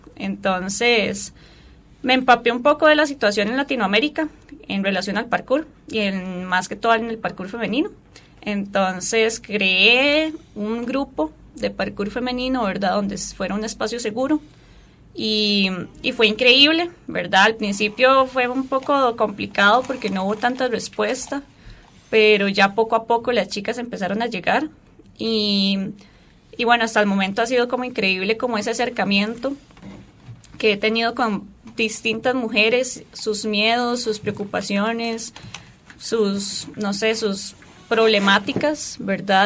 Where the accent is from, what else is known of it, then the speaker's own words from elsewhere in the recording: Turrialba, Cartago, Costa Rica; soy de Turrialba, soy de un poquito lejos